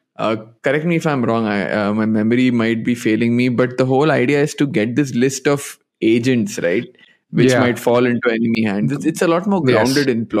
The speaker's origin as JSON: {"language": "English", "region": "Dubai", "country": "United Arab Emirates", "tie": "born or raised there", "moved": "yes", "said": "I grew up in Dubai"}